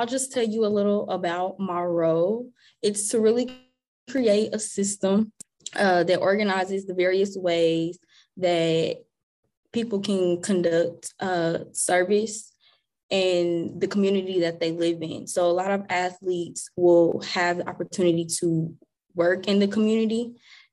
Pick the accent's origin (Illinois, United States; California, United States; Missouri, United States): Missouri, United States; Kansas City; moved away as an adult; now in Maryland, United States; I was born and raised in Kansas City, Missouri